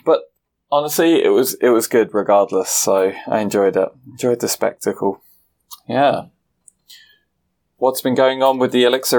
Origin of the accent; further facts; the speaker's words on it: England, United Kingdom; as an Englishman